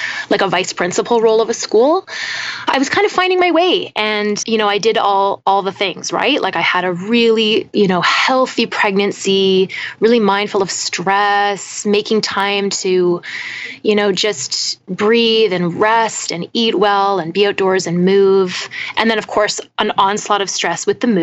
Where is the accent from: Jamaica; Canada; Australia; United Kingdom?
Canada; British Columbia; also born or lived in Toronto; now in Ottawa, Canada; I grew up on the West Coast